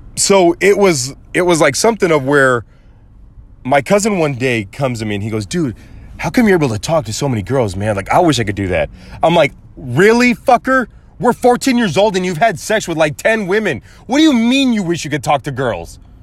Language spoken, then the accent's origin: English; United States; I may have Mexican and German heritage, but I was born in the United States of America, and that's my country.